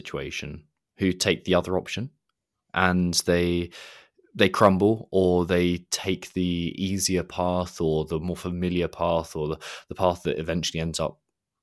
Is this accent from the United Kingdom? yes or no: yes; United Kingdom; as a Brit